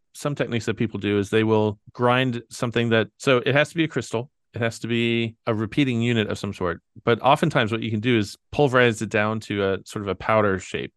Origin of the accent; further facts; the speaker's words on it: Kentucky, United States; I'm from Kentucky